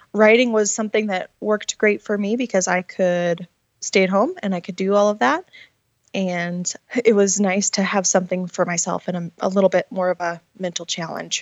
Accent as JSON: {"language": "English", "region": "Montana", "country": "United States", "tie": "born or raised there", "also_born_or_lived": "Washington", "moved": "as an adult", "said": "I was born and raised here in Montana."}